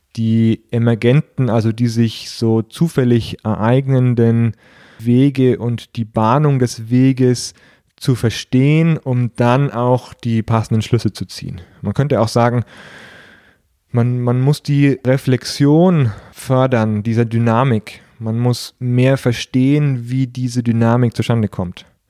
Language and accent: German; Nuremberg or Fürth, Bavaria, Germany; aus meiner Heimatstadt, aus Nürnberg oder Fürth